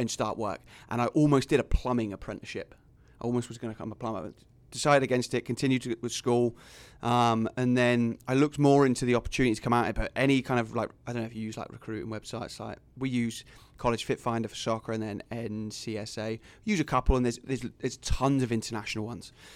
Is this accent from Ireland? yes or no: no; England, United Kingdom; moved away as an adult; also born or lived in Fremont; now in Sioux City, United States; I tell them England